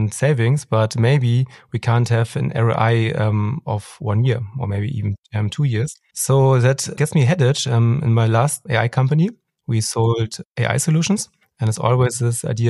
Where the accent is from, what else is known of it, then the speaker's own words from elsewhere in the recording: Hamburg, Germany; I come from Hamburg